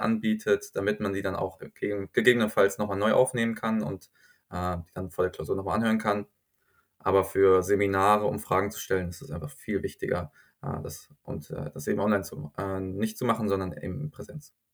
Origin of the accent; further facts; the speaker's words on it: Groß-Gerau, Hesse, Germany; accent: German; moved away as an adult; also born or lived in Mannheim / Toronto; now in Stockholm, Sweden; über meine Heimatstadt